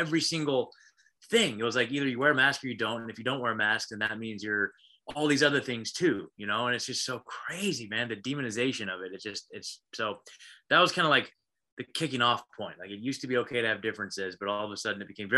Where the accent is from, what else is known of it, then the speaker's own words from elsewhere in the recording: Oregon, United States; also born or lived in Portland, Oregon / Eugene, Oregon; I was born and raised in Oregon